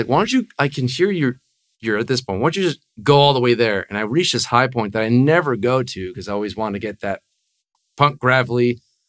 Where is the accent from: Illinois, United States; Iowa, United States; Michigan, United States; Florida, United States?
Florida, United States; Coral Springs; also born or lived in Fort Lauderdale; I live in Fort Lauderdale, but I grew up in Coral Springs, going to like to Taravella High School and stuff.